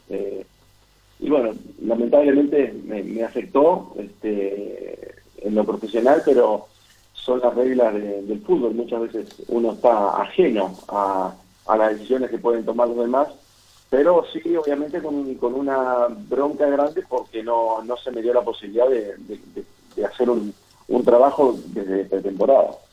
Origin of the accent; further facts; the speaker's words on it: San Nicolás de los Arroyos, Buenos Aires Province, Argentina; also born or lived in Entre Ríos; yo, nací en San Nicolás porque mis, padres trabajaban ahí, eh, mi familia es de Entre Ríos